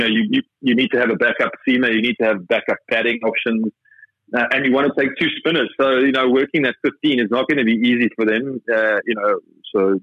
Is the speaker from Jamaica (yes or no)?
no; South Africa; being a South African opening batsman